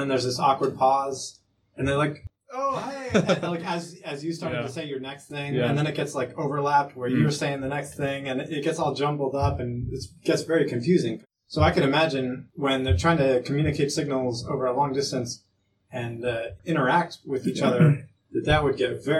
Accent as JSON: {"language": "English", "country": "Saudi Arabia", "tie": "born or raised there", "said": "So mentioning the delay in space, space communication, that just reminds me of growing up. I grew up in Saudi Arabia."}